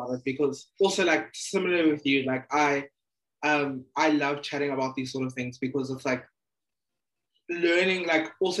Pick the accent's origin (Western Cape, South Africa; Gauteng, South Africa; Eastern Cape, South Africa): Eastern Cape, South Africa; I'm from the Eastern Cape.